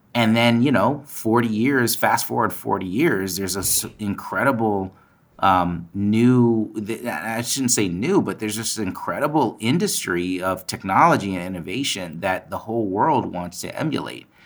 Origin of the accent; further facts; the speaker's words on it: Palo Alto, California, United States; So I grew up in Palo Alto. I grew up in the Bay Area.